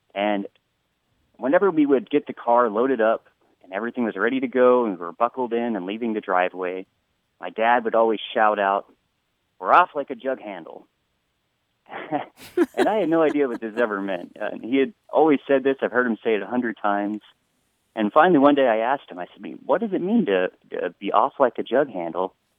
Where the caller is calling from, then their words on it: Honolulu, Hawaii, United States; I'm calling from Honolulu, Hawaii